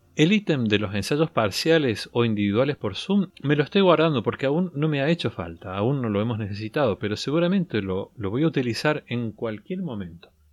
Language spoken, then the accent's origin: Spanish; Argentina; al menos aquí lo llamamos así